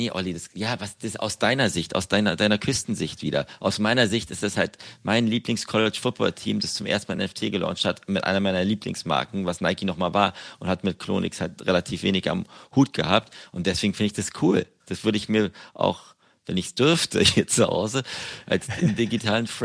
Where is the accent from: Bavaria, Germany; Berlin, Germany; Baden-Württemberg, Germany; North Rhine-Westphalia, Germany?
Berlin, Germany; als Berliner